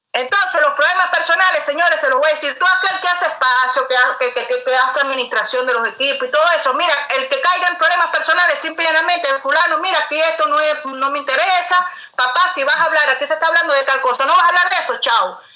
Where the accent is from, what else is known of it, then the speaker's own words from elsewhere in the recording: Cuba; como cubana